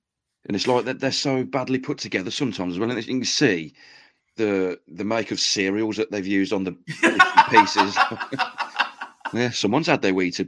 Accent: Stourbridge, West Midlands, United Kingdom; He's from my hometown.

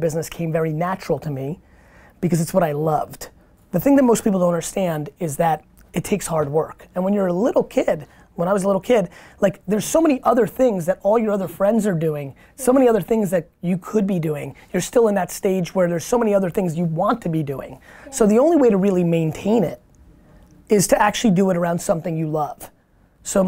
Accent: Edison, New Jersey, United States; English is a second language; also born or lived in Queens, New York; I wasn't born in America. I came here when I was 3, and when I moved to Edison, New Jersey

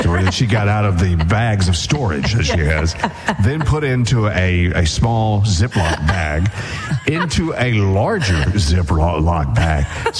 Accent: Mississippi, United States; I grew up in Mississippi, and we didn't have shoes.

